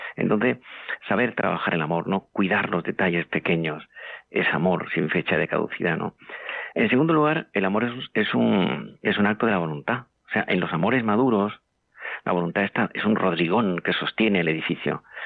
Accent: Andalusia, Spain; moved away as an adult; now in Madrid, Spain; yo soy andaluz, aunque llevo media vida en, Madrid

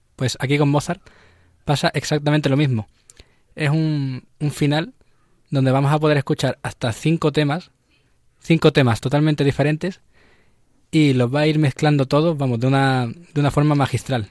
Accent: Seville, Andalusia, Spain; now in Madrid, Spain; De Sevilla

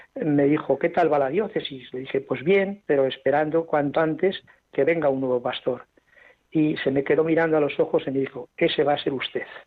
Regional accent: Ágreda, Castile and León, Spain; also born or lived in Santander; now in Zaragoza, Spain; nací en Ágreda, Soria, junto al Moncayo azul y blanco

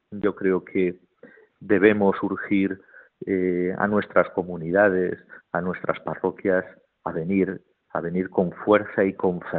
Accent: Spain

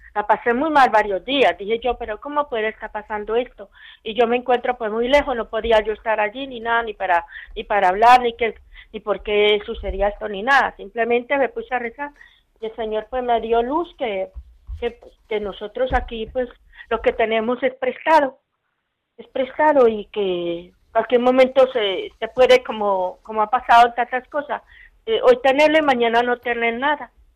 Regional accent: Colombia; moved away as an adult; yo no soy de aquí, yo soy de Colombia.

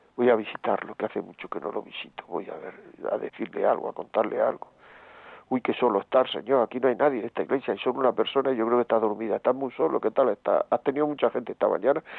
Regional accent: Granada, Andalusia, Spain; yo soy de Granada

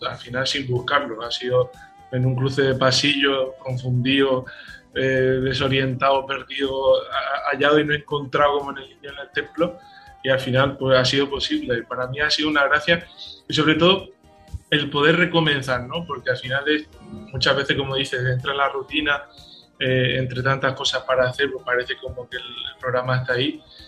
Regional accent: Paraguay; moved away as an adult; now in Murcia, Spain; mi vocación nació en Paraguay, yo soy paraguayo, mi fe, todo, y yo salí de Paraguay para poder formarme como sacerdote.

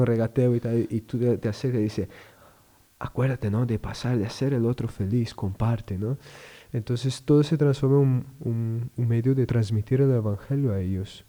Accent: Rio Grande do Sul, Brazil; moved away as an adult; now in Madrid, Spain; Yo soy de Brasil, Río Grande do Sul, es el sur de Brasil.

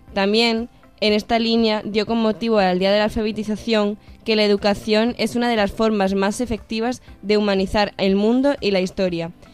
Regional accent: Badajoz, Extremadura, Spain; now in Cáceres, Spain; yo vengo de Badajoz

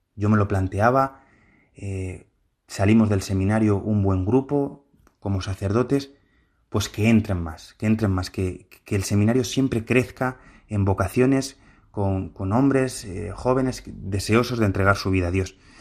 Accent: Madrid, Community of Madrid, Spain; Yo pertenezco, salí de la parroquia de San Ricardo, en el barrio de Argüelles, y pues eso, desde pequeñito yo fui viendo cómo el Señor me llamaba.

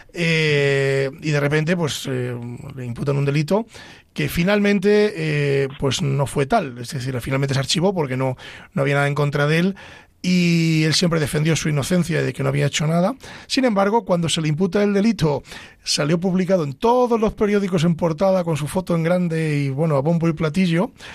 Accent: Ávila, Castile and León, Spain; soy de Ávila

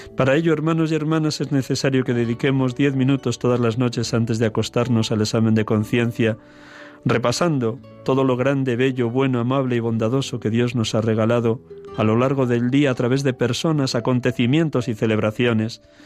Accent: Segovia, Castile and León, Spain; desde Segovia, mi tierra querida

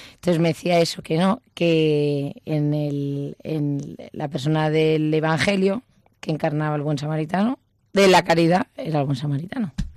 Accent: Basque Country, Spain; soy vasca

